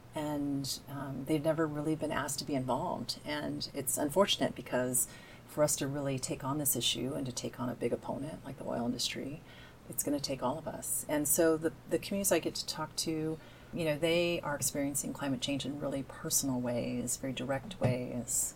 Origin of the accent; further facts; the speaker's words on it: Evansville, Indiana, United States; moved away as an adult; now in Washington, United States; I grew up in southern Indiana